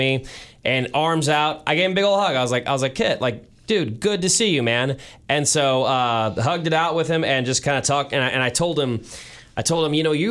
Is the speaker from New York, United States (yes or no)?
no; St. Louis, Missouri, United States; I was born and raised in St. Louis.